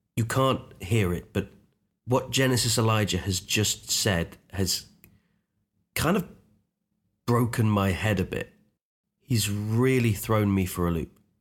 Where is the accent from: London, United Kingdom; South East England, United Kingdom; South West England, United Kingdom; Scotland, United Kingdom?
Scotland, United Kingdom; Unst, Shetland Islands; I grew up on a tiny island called Unst. It's actually the most northern island in the whole of the UK. It's north of Scotland, part of the Shetland Islands